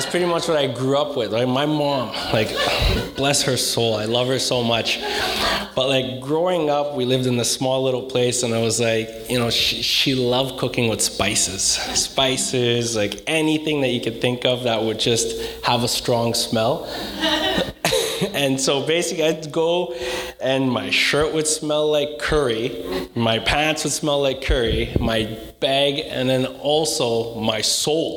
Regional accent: Coquitlam, British Columbia, Canada; I'm actually from Coquitlam

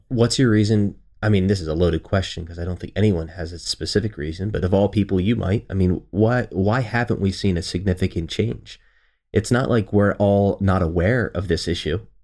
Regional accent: Baltimore, Maryland, United States; I'm from Baltimore

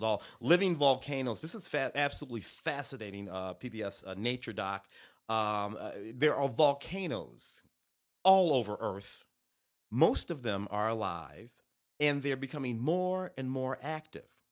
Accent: St. Louis, Missouri, United States; I'm from Saint Louis

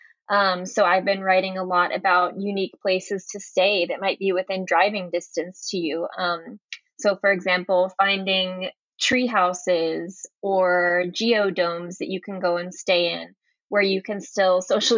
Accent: Atlanta, Georgia, United States; moved away as an adult; also born or lived in Santiago, Chile; now I'm back living in my hometown of Atlanta

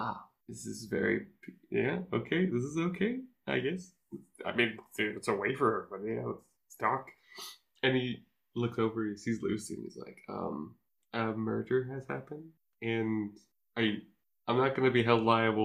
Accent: Canada; I'm sorry. I'm Canadian.

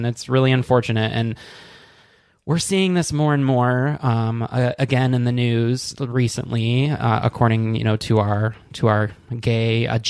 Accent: Michigan, United States; I'm from Michigan.

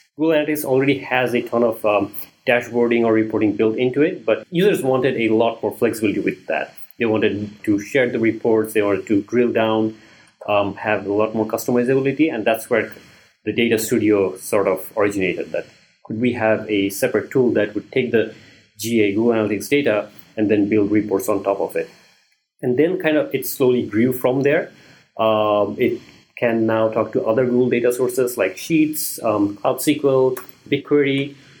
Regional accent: Bangladesh; moved away as an adult; also born or lived in Maryland, United States / Washington DC, United States; I'm originally from Bangladesh

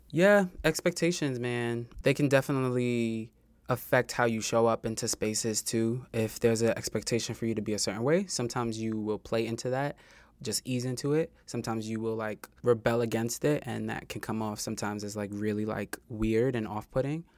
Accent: New York City, New York, United States; And I'm a native New Yorker. I'm from Queens. I'm from Far Rockaway

